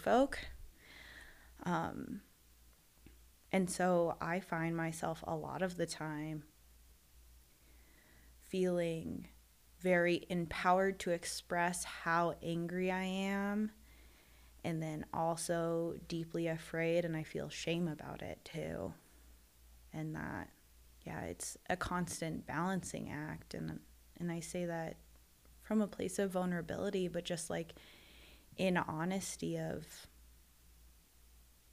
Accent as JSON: {"language": "English", "country": "United States", "said": "being a Filipino American"}